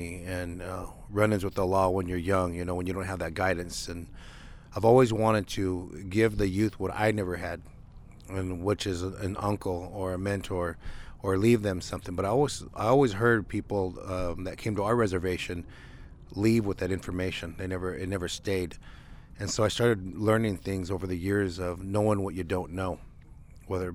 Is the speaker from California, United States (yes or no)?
no; Nevada, United States; the different areas around Nevada, definitely because that's my hometown